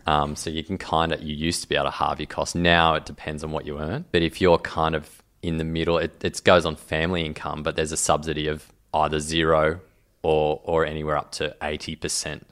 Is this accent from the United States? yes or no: no; Grafton, New South Wales, Australia; I grew up in Grafton